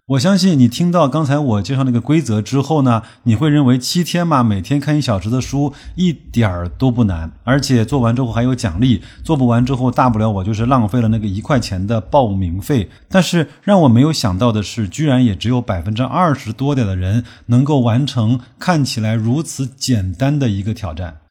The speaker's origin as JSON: {"language": "Chinese", "country": "China", "said": "对我们中国人来说是一个特殊的日期"}